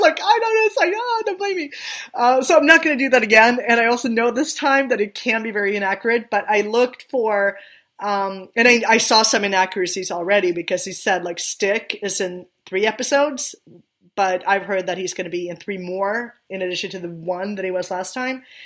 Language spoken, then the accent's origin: English; Sweden; English is a second language; moved away; I grew up in Sweden, I didn't grow up in in the U.S. or even in Great Britain.